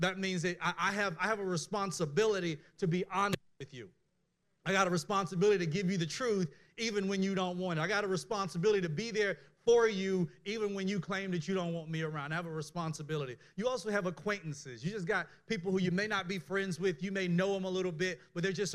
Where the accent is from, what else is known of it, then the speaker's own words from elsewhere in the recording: Mississippi, United States; I was born in Mississippi